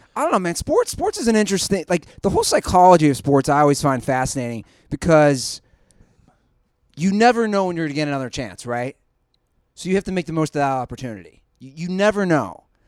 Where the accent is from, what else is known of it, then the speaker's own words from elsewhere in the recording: Cincinnati, Ohio, United States; I'm from Cincinnati.